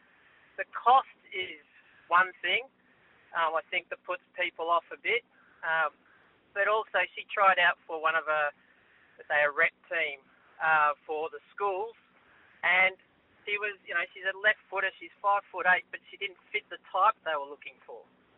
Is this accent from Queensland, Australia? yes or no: no; Victoria, Australia; moved away as an adult; now in New South Wales, Australia; I grew up in Victoria. I've moved to New South Wales.